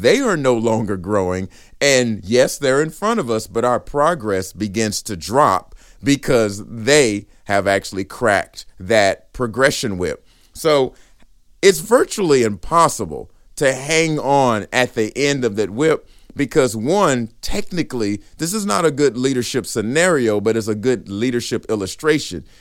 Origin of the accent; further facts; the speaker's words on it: Riesel, Texas, United States; I'm from Riesel, Texas